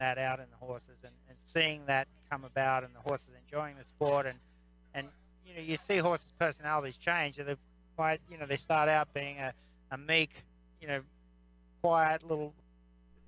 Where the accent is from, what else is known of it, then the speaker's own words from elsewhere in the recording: Australia; now in United States; Yes, I come from Australia originally, and now an American citizen.